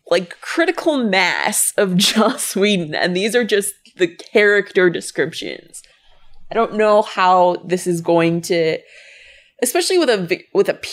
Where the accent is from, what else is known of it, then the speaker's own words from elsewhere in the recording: United Kingdom; Louise is like, I just looked up the list of actors, and as a Brit, I'm interested.